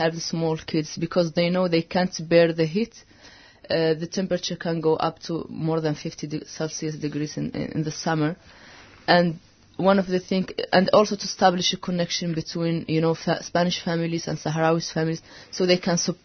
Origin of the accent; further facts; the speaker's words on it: Western Sahara; moved away; I am from Western Sahara